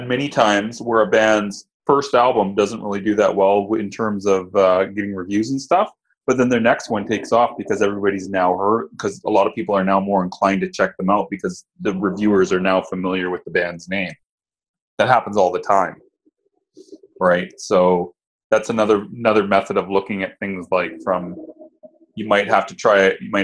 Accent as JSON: {"language": "English", "country": "Canada", "said": "I'm Canadian"}